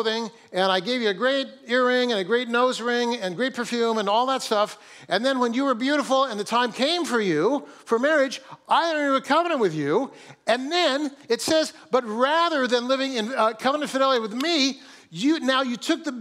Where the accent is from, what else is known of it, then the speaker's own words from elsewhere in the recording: Fresno, California, United States; also born or lived in Kingsburg, California; now in Seattle, United States; I grew up in Fresno, and so Fresno's Kingsburg